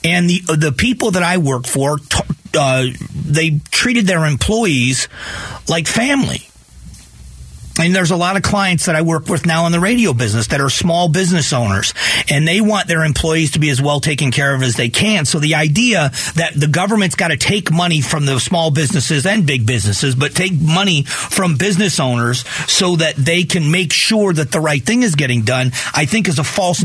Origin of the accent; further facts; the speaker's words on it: Florida, United States; moved away as an adult; also born or lived in Ohio; now in Phoenix, United States; I was born in Ohio, but raised in Florida, and then been here.